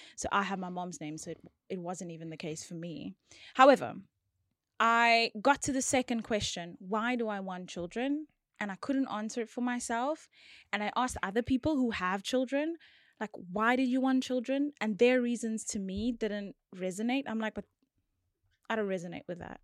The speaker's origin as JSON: {"language": "English", "town": "George", "region": "Western Cape", "country": "South Africa", "said": "I'm from George"}